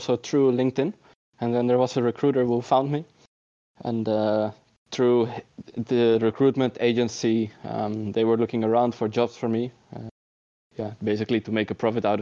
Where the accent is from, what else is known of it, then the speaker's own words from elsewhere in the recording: Netherlands; also born or lived in Utrecht; As a Dutch person